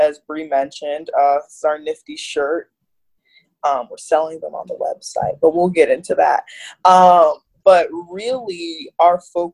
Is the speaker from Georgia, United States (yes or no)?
no; Fort Lauderdale, Florida, United States; also born or lived in Miami, Florida; now in Washington, D.C., United States; I'm actually originally from Miami, Florida, and I was raised in Fort Lauderdale